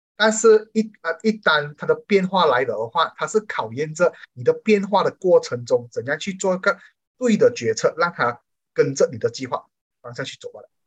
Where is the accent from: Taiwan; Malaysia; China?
Malaysia; 我们马来西亚人民